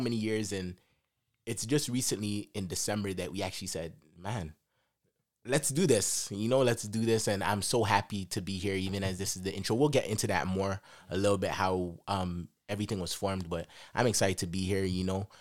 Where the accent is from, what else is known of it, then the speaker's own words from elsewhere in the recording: Jamaica; Jamaica, I'm from Jamaica.